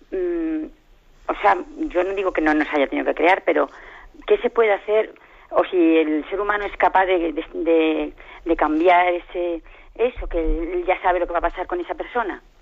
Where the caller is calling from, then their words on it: Móstoles, Community of Madrid, Spain; Buenos días, mire … de Móstoles.